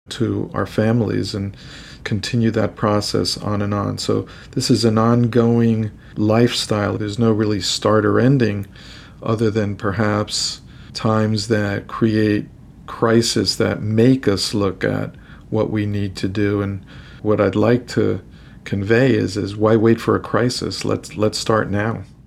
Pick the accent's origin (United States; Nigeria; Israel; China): United States; New York City, New York; moved away as an adult; also born or lived in Boston; now in Miami, United States; I came from New York City. I'm a New Yorker.